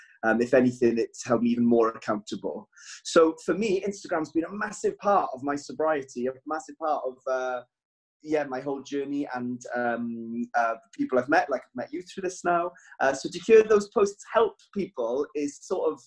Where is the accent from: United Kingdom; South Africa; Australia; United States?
United Kingdom; Wales; I'm Welsh